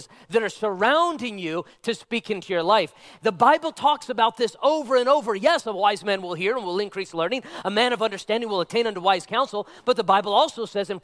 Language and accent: English; Nevada, United States; I was born and raised in Nevada